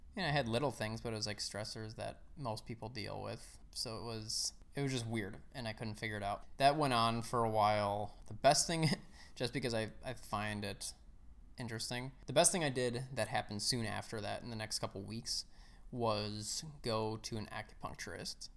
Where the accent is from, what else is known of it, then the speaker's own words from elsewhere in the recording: Chicago, Illinois, United States; I grew up in the suburbs of Chicago. Uh, I lived there all my life.